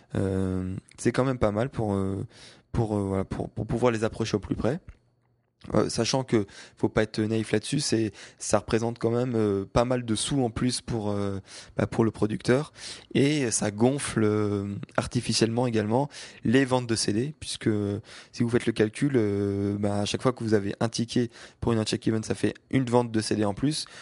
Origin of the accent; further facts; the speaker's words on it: France; je viens de France